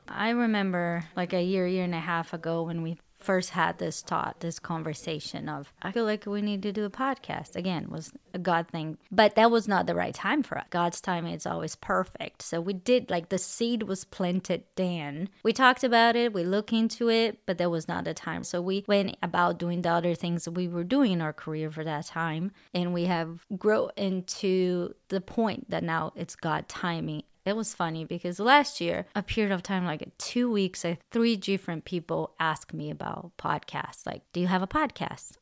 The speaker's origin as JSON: {"language": "English", "country": "Brazil", "also_born_or_lived": "California", "second_language": "English", "moved": "as an adult", "lives_now": "Texas, United States", "said": "I'm originally from Brazil. I, I moved to the United States in two thousand ten"}